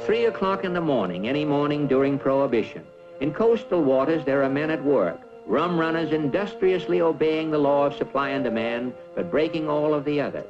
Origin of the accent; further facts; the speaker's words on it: Iowa, United States; moved away; I'm originally from Iowa